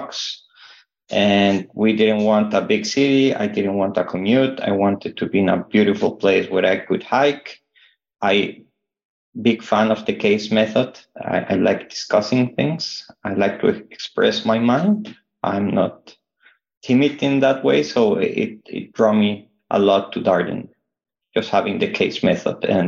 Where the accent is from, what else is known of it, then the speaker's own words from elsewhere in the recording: Bogota, Colombia; moved away as an adult; now in Charlottesville, United States; I'm from Colombia in South America. I also come from a big city, not as big as Kuala Lumpur, but Bogota